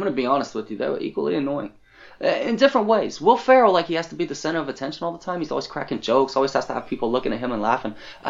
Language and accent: English; Boston, Massachusetts, United States; accent: Boston; That question was for me and my Boston accent.